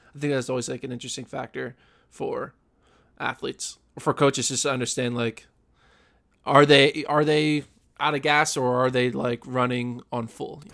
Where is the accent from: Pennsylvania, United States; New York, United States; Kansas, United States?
Pennsylvania, United States; we're both from Pennsylvania